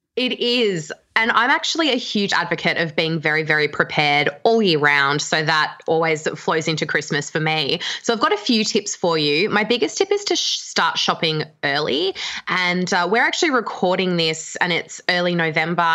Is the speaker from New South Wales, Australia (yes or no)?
no; Canberra, Australian Capital Territory, Australia; now in Melbourne, Australia; I'm from Canberra and I live in Melbourne